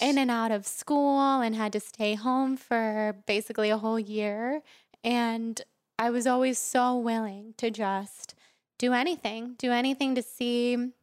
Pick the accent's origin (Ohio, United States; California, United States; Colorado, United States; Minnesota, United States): California, United States; Sacramento; moved away as an adult; now in Los Angeles, United States; I grew up in Sacramento, mm-hmm. California